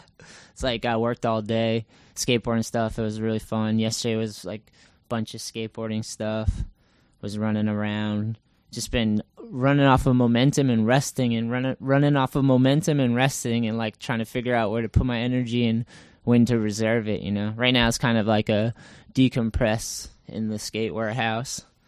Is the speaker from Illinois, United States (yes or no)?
no; Massachusetts, United States; also born or lived in California; I'm originally from Massachusetts, and I grew up skating here.